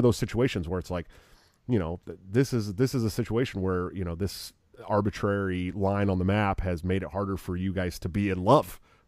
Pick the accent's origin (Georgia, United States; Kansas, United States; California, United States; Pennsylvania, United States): California, United States; moved away as an adult; also born or lived in Oregon / Southern Washington; now in Iowa, United States; I'm from California and you know, I lived in Oregon and Southern Washington when they legalized weed in Washington.